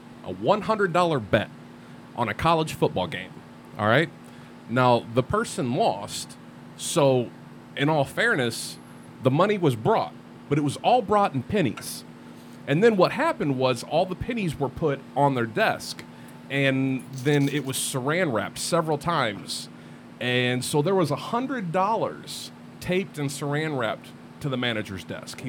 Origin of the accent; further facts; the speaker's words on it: Missouri, United States; I'm from the Midwest. I'm from Missouri